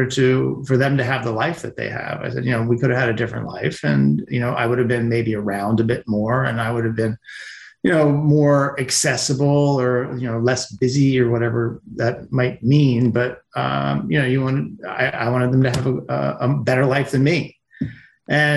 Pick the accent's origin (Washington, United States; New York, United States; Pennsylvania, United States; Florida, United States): Pennsylvania, United States; Working in Pennsylvania in the wintertime, construction or even milking cows